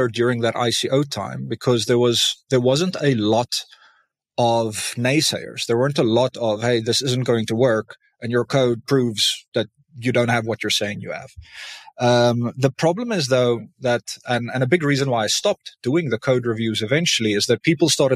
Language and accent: English; South Africa; I'm South African